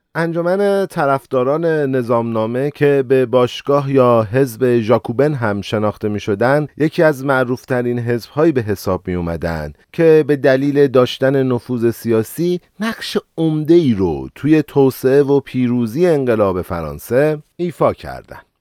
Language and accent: Persian; Iran; کشور ما ایرانه